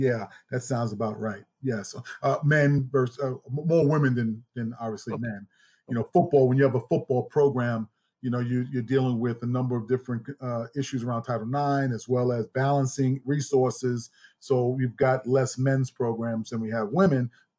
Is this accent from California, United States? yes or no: no; Gadsden, Alabama, United States; also born or lived in Birmingham, Alabama; Well, my people are from the great state of Alabama. You know, I'm from Gadsden and Birmingham, Alabama, where it all started.